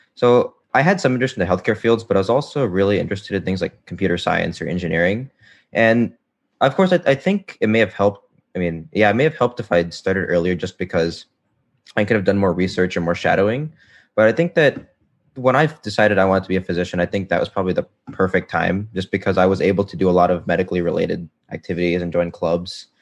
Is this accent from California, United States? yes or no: no; Florida, United States; I'm from Florida